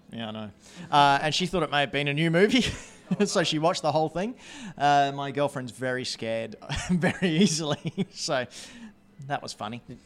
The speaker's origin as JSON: {"language": "English", "country": "New Zealand", "said": "We're from New Zealand"}